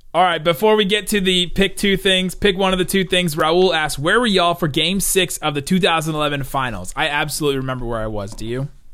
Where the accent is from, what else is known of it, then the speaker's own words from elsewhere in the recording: Cincinnati, Ohio, United States; I grew up in Cincinnati